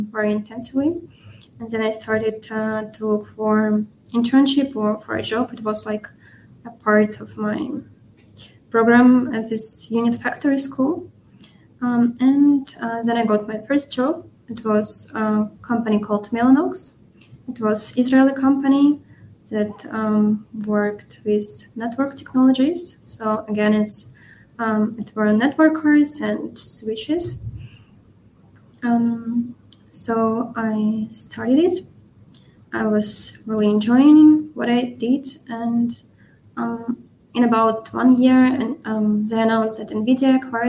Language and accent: English; Ukraine; moved away as an adult; also born or lived in Kyiv, Ukraine; now in Munich, Germany; I'm working from Munich, from Germany, but originally I'm Ukrainian, and I worked from Ukrainian office, but had to relocate 1 year ago